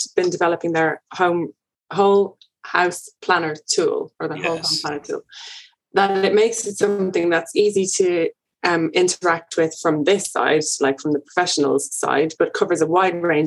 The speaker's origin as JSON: {"language": "English", "country": "Ireland", "moved": "yes", "said": "being Irish, I have people at home who are calling me all the time"}